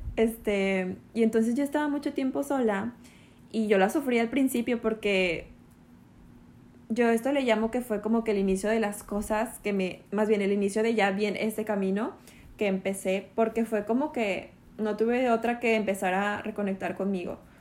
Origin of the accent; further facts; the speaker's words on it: Monterrey, Nuevo León, Mexico; moved away as an adult; now in Mérida, Mexico; yo soy de Monterrey, vivíamos allá en Monterrey